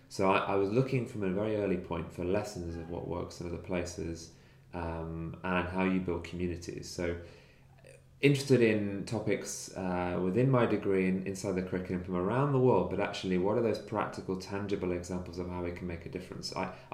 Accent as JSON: {"language": "English", "town": "Nottingham", "region": "East Midlands", "country": "United Kingdom", "tie": "born or raised there", "said": "from my hometown of Nottingham. So I grew up in Nottingham and spent 20 years there."}